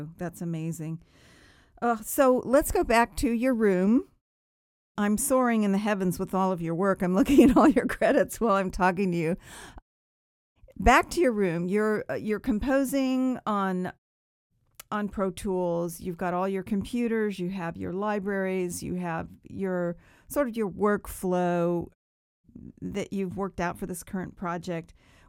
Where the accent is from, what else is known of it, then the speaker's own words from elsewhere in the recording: England, United Kingdom; as someone who was born and raised in England, might do it a little bit differently.